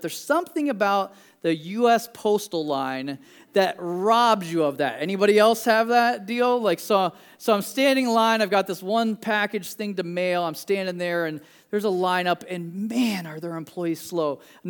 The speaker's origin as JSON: {"language": "English", "region": "Midwest", "country": "United States", "said": "And I'm a Midwesterner, and so I'm like, man, this is cool, like orange trees."}